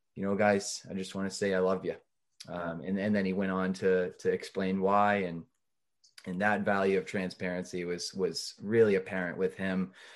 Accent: North Andover, Massachusetts, United States; We're both from North Andover, Massachusetts

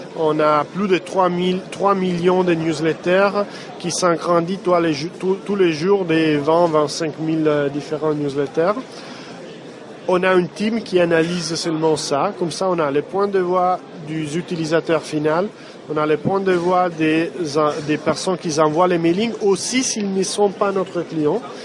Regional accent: Italy; French is a second language; Je suis italien

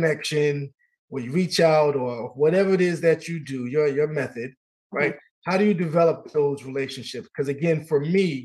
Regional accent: New York, United States; my home state, New York

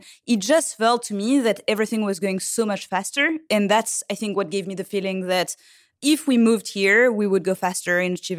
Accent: Île-de-France, France; Well, so I grew up in France in the suburb of Paris.

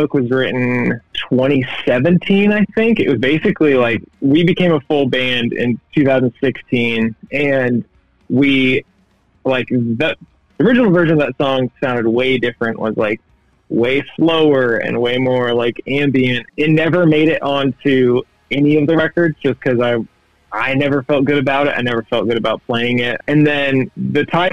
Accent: Oregon, United States; also born or lived in Denton, Texas; I grew up here in Oregon, but I did live in Denton for a couple years.

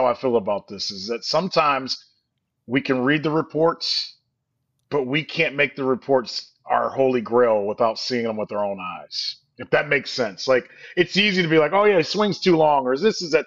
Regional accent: Northeast Ohio, United States; we're from Northeast Ohio

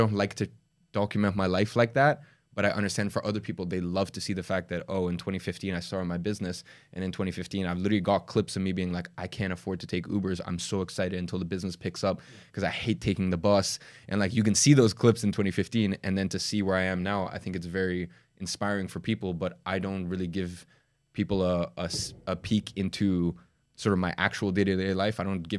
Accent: Dagestan, Russia; born there; I was born in Dagestan in Russia.

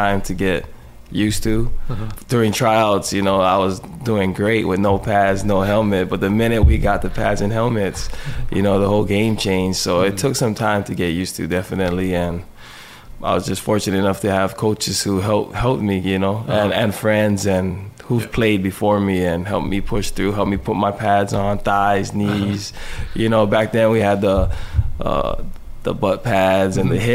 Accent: Kahaluu, Hawaii, United States; I grew up in Kahalu

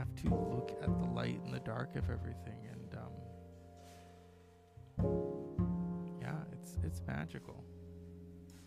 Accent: Northern California, United States; I grew up in Northern California, not too far from where George Lucas began his start

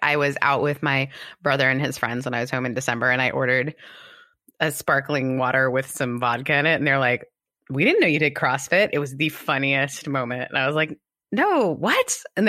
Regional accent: Canada; also born or lived in United Kingdom; I'm Canadian and British. We just become comedians. We don't talk about it.

